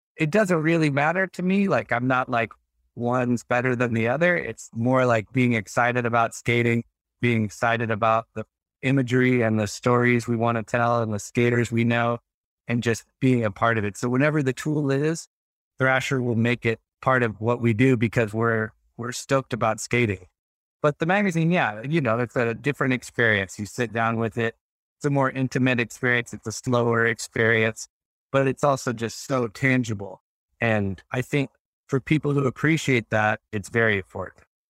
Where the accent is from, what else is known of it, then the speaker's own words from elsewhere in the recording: Texas, United States; I grew up in Texas